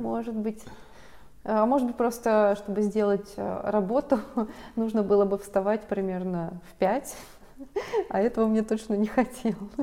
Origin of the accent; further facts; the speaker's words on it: Mineralnye Vody, Stavropol Krai, Russia; moved away; я росла в Минводах